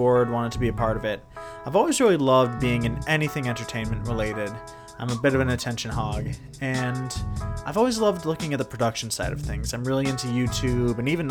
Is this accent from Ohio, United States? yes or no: no; Maine, United States; now in Texas, United States; I'm originally from Maine, not a Texas native.